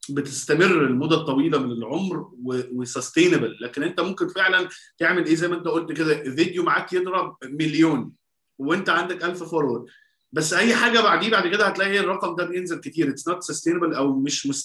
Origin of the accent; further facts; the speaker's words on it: Minya Governorate, Egypt; يا راجل انا منياوي برضه لا والله احنا الـ احنا اصول اهلي من منيا الفولي